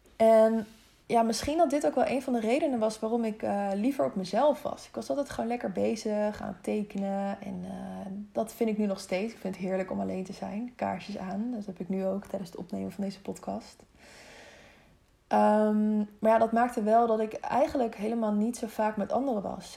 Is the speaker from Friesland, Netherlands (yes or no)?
no; Harderwijk, Gelderland, Netherlands; also born or lived in Wezep / Zeewolde; vlakbij Harderwijk, waar, eh, waar ik geboren ben